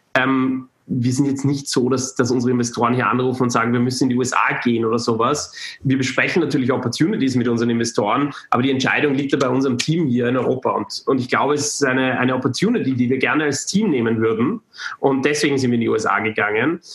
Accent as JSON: {"language": "German", "country": "Austria", "moved": "yes", "said": "es war in Österreich, da konnte ich äh, zurück zu, in meine, meine Heimat mal wieder, wieder kehren"}